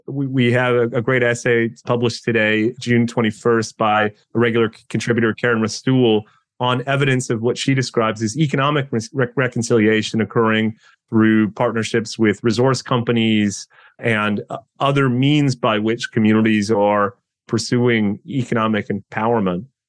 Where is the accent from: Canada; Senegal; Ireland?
Canada; Thunder Bay, Ontario; I grew up in Thunder Bay